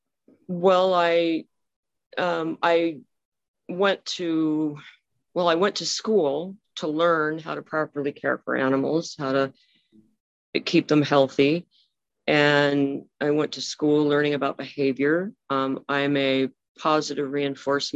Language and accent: English; Monrovia, California, United States; also born or lived in Glendora, California; I grew up in Monrovia, California, which is very close to Glendora